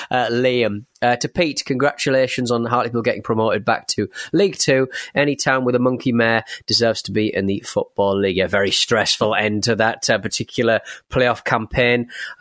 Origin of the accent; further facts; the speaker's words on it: Toronto, Ontario, Canada; This reminded me of a giant inflatable rubber duck that appeared in my hometown of Toronto that cost about $200,000 in tax dollars back in 2017.